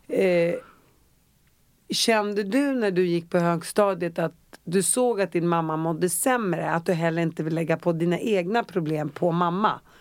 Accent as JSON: {"language": "Swedish", "town": "Uppsala", "region": "Uppsala County", "country": "Sweden", "said": "jag är från Uppsala och där mm. cyklade vi överallt"}